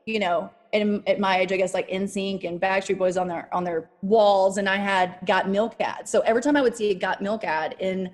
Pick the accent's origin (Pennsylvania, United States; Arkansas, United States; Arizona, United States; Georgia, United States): Arkansas, United States; Hope; moved away; also born or lived in New York; Hope, Arkansas was where I was born and raised.